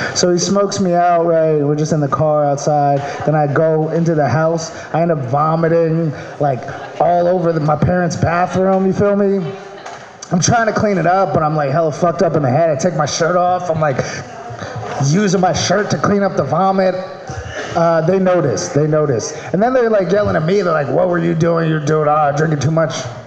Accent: Maryland, United States; moved away; I'm from Maryland.

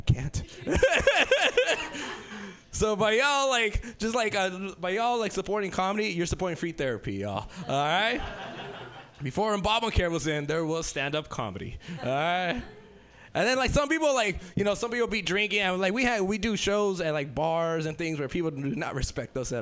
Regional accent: Los Angeles, California, United States; I'm originally from South Central L.A.

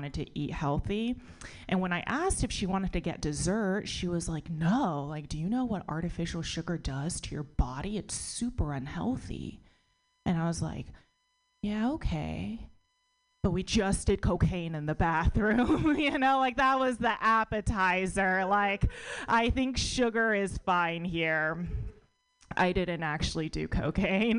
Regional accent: United States; born or raised there

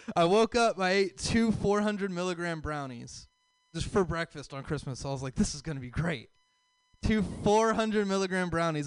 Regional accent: the South, United States; So I'm from the South

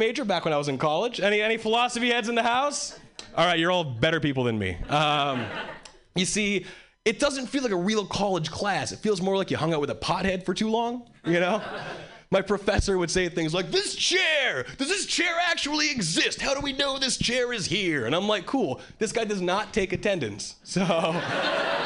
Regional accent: Hawaii, United States; moved away as an adult; now in Boston, United States; I was born and raised in Hawaii. And three years ago, I moved

